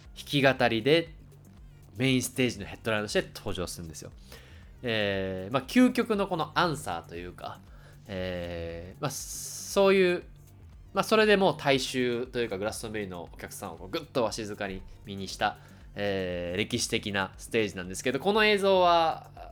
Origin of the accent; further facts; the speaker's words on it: Kansai, Japan; accent: Kansai-ben; お互い関西人なんで関西弁が出ちゃうかもしれませんが